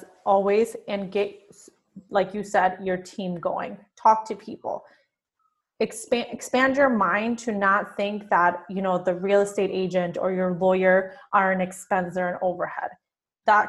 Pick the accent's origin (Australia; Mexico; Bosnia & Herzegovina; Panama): Mexico; first language Spanish; English is a second language; now in United States; growing up in Mexico